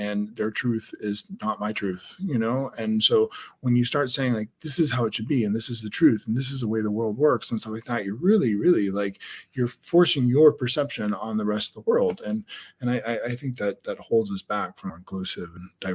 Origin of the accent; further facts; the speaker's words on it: Denver, Colorado, United States; moved away as an adult; also born or lived in Amsterdam, Netherlands / New York; now in Netherlands; I grew up in Denver, Colorado